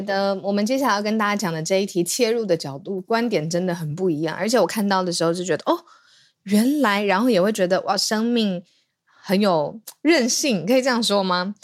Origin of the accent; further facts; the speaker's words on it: Taiwan; 当大家听到我们是台湾人的时候